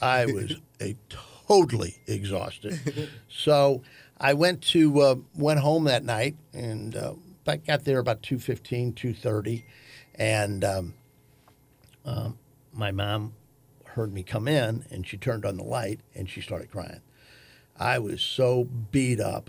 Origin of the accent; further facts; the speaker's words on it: St. Louis, Missouri, United States; I was born in Saint Louis Maternity Hospital.